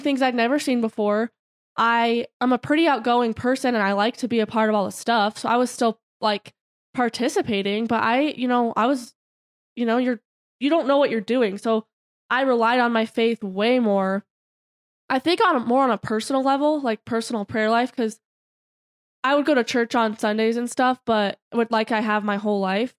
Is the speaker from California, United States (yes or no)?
no; Broomfield, Colorado, United States; now in Boulder, United States; we're from Broomfield